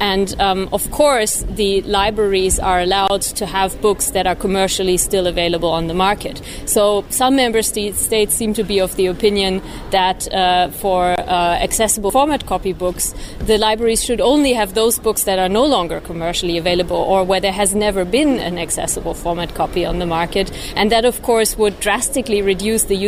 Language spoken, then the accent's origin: English; Germany; I'm from Germany